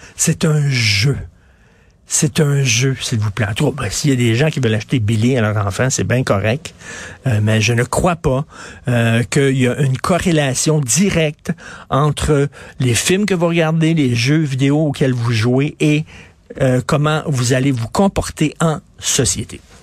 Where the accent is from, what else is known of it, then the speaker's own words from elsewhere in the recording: Quebec, Canada; Je suis québécois